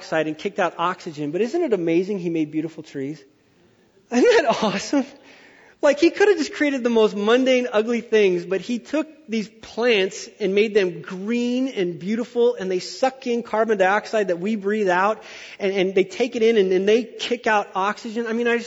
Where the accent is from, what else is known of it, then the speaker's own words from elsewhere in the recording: Wyoming, United States; I'm from Wyoming